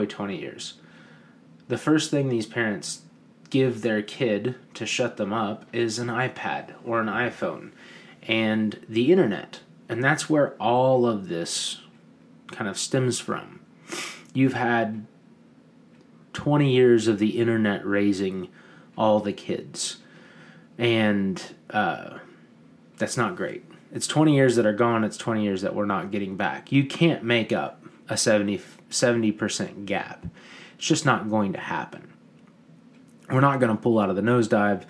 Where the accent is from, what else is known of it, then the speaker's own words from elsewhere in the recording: United States; we as Americans